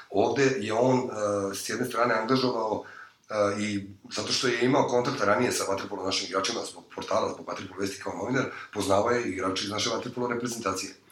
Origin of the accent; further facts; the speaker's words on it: Belgrade, Serbia; mi smo inače sa Voždovca, tamo smo rođeni